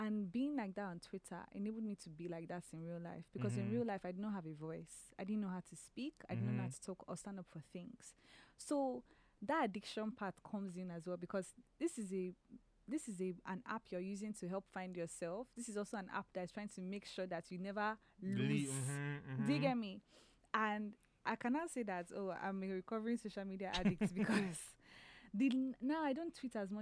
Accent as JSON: {"language": "English", "country": "Nigeria", "moved": "yes", "said": "who am I at home in Nigeria, around my family"}